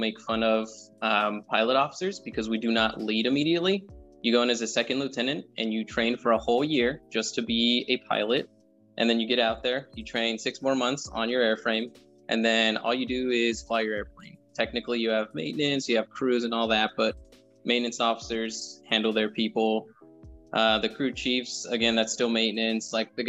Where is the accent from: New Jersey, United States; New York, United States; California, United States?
California, United States; Monterey Park; moved away as an adult; Southern California, so like Monterey Park, Alhambra, for everyone who's from over there. And then I just stayed there until I got in the Air Force.